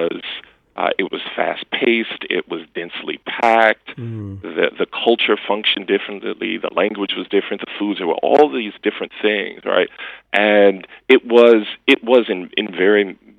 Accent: Chicago, Illinois, United States; my hometown of Chicago and the South Side

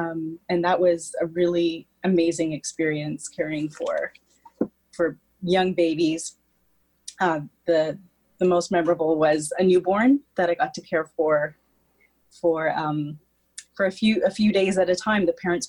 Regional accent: Stouffville, Ontario, Canada; Well, I grew up in just outside of Toronto in Stouffville, Ontario, on a horse farm.

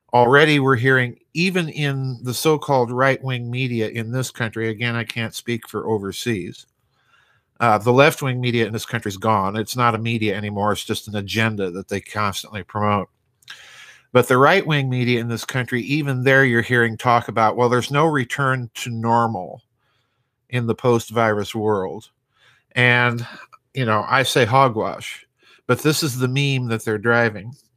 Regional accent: South Dakota, United States; my home state in the United States of South Dakota

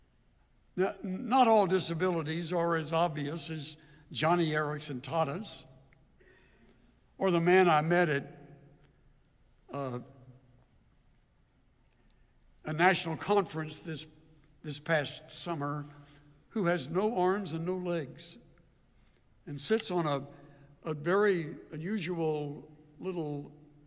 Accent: El Campo, Texas, United States; I'm from El Campo, one of the great sites of Texas

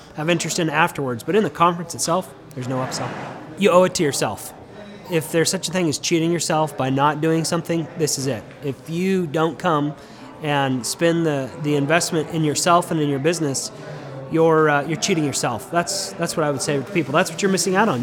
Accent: Denver, Colorado, United States; now in Tulsa, United States; I'm originally from Denver, but I live right here in Tulsa

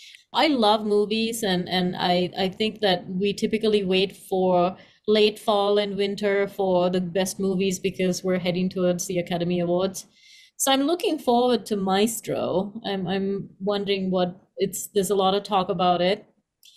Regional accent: Sri Lanka; moved away; when you grow up in Sri Lanka, at the time that I grew up

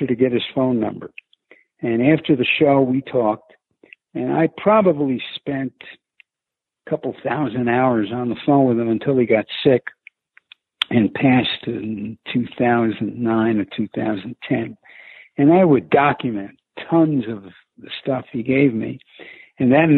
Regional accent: New York City, New York, United States; accent: New York; also born or lived in Miami, Florida; I was born and raised in Brooklyn

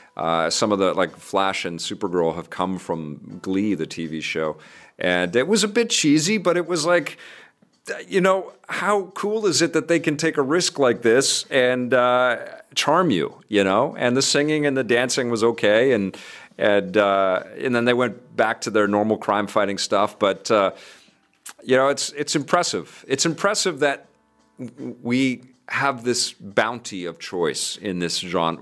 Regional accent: Vancouver, British Columbia, Canada; in Kitsilano where I grew up in Vancouver

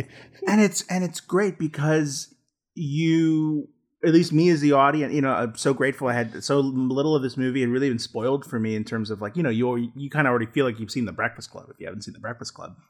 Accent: United States; speaking as an American

